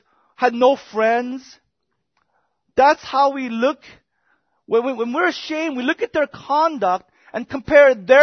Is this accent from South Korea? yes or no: yes; South Korea; moved away; I remember growing up in Korea